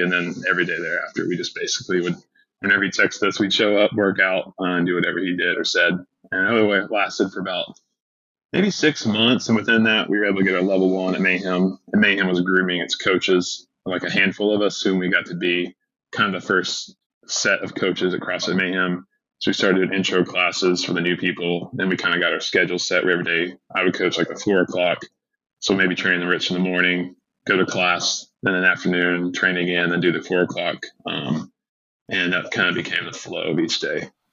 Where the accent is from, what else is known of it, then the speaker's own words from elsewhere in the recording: Chattanooga, Tennessee, United States; I grew up in Chattanooga, Tennessee